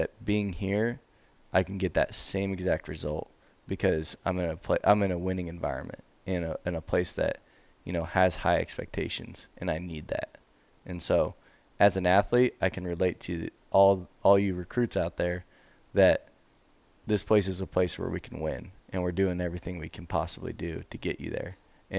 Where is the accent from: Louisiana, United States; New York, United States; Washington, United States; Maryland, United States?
Washington, United States; Spokane; I got to the place where we lived in Spokane.